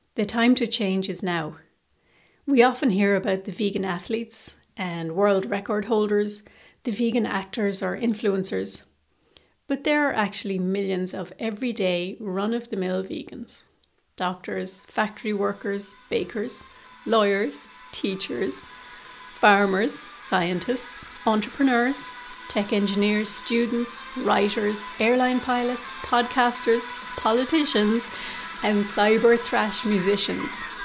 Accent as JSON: {"language": "English", "country": "Ireland", "said": "Irish vegans"}